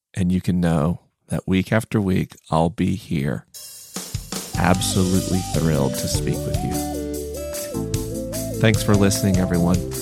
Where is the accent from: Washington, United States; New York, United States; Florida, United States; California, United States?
Florida, United States; Tallahassee; moved away; Tallahassee felt like a strange and hostile place